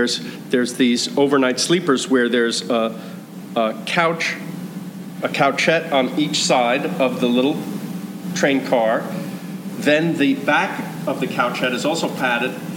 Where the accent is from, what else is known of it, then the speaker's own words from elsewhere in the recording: United States; also born or lived in New York; I came from America